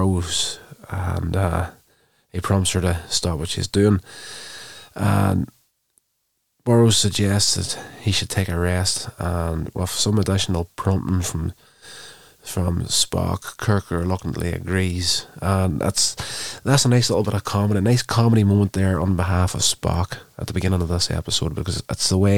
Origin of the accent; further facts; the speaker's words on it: Northern Ireland, United Kingdom; having been born, brought up in Northern Ireland, I would be classed as a British citizen